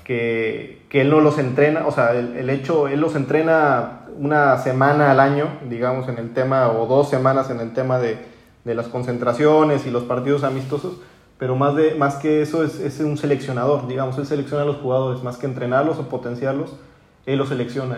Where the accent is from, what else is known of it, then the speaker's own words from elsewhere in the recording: Torreón, Coahuila, Mexico; also born or lived in Spain; soy, de Torreón